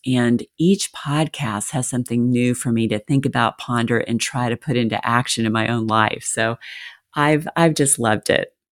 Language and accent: English; the South, United States; I was raised in the South.